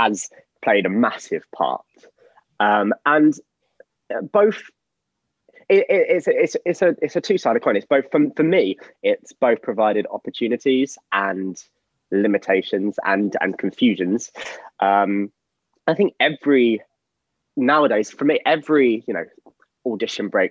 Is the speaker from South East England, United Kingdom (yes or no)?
no; London, United Kingdom; I have been a London boy all my life